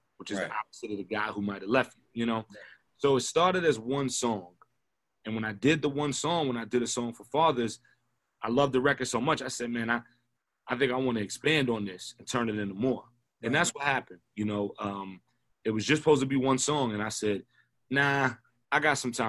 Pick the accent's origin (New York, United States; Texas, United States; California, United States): New York, United States; New York City; I was born in Kings County, which if you know Brooklyn, is one of the worst hospitals, if not the worst hospital in Brooklyn